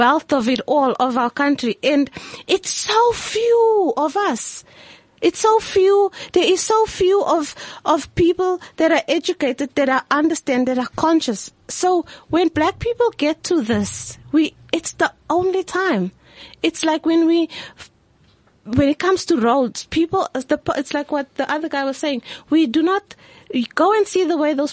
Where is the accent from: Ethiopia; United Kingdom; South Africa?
South Africa; I am a South African that is truly mixed